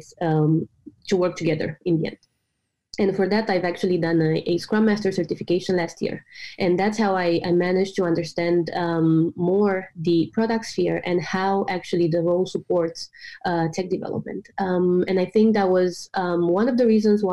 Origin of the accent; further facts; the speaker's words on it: Romania; moved away as an adult; now in Copenhagen, Denmark; I'm originally from Romania, but I moved to Denmark almost 5 years ago to study at the business school here in Copenhagen.